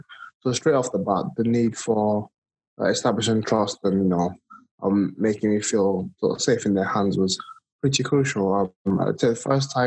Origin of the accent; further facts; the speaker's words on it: Nigeria; moved away as an adult; now in United Kingdom; I was born and raised in Nigeria, moved to the UK. This is just over a decade ago.